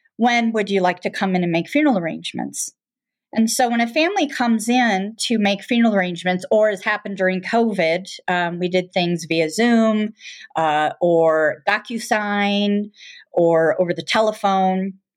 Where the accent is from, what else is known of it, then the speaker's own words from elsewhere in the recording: Michigan, United States; now in Colorado, United States; I, um, am originally from Michigan, but have lived in Colorado since nineteen eighty-two